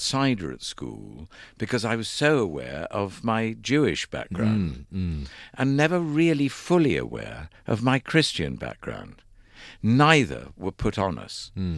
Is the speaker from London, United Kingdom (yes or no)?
yes; London, United Kingdom; Yes, because I was born in London.